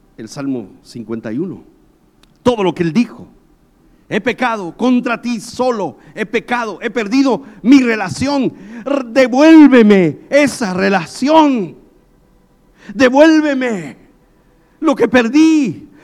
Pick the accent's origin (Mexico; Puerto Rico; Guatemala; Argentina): Guatemala; moved away as an adult; also born or lived in South America; Cuando yo salí de Guatemala para ir a Sudamérica